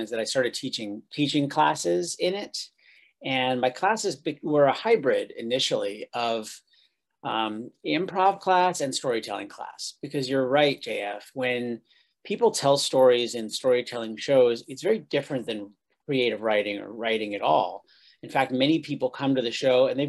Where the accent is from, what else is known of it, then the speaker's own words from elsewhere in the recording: upstate New York, United States; I was raised in New York, upstate New York